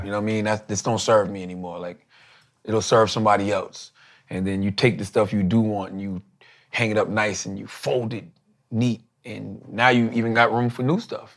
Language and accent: English; Moncks Corner, South Carolina, United States; moved away; Monk's Corner, which is my hometown